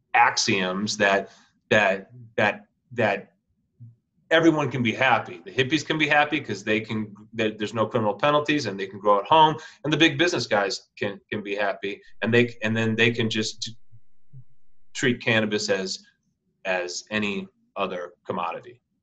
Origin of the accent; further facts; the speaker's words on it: Minneapolis, Minnesota, United States; moved away as an adult; also born or lived in Santa Cruz, California; I'm from Minneapolis, but I moved out to Santa Cruz.